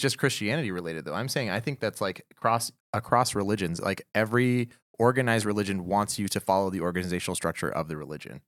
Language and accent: English; Houston, Texas, United States; I'm from Houston, Texas.